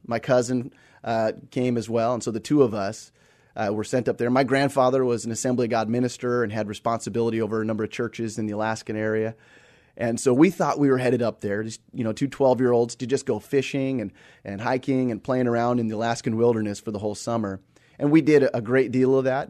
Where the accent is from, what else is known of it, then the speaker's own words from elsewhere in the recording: Seattle, Washington, United States; also born or lived in Australia; I was I was born and raised here in the Seattle area